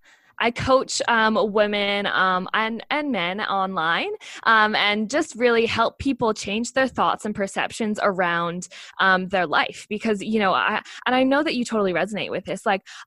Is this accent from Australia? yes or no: yes; Australia; So I'm really proud to say that I am an Australian Olympian. And you might be finding that a little bit funny because I know I'm sure everyone hears my accent